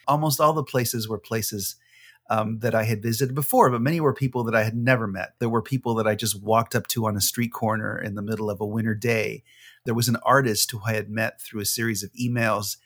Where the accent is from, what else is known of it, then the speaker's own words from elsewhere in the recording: California, United States; when I was growing up in California in the late sixties and nineteen seventies.